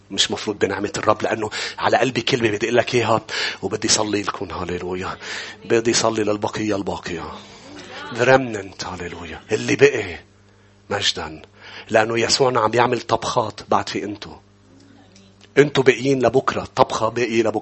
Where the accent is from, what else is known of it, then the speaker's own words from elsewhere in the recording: Lebanon; كانوا يسموني كان في اشخاص تقول لي انت انت لبناني ام صيني كانوا عيوني بعد اكثر كنت انجرح انه لا انا لبناني